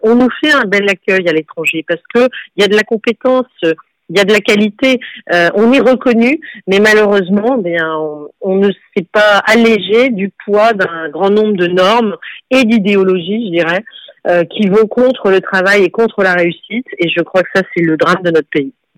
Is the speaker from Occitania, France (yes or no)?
no; Bordeaux, Nouvelle-Aquitaine, France; je suis née à Bordeaux